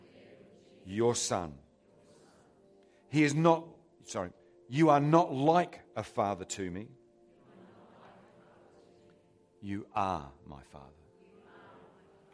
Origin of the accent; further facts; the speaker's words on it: England, United Kingdom; Can you tell I'm English?